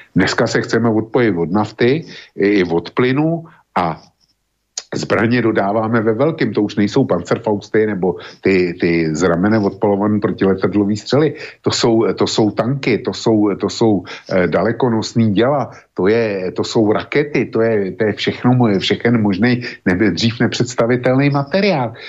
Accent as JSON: {"language": "Czech", "country": "Czechia"}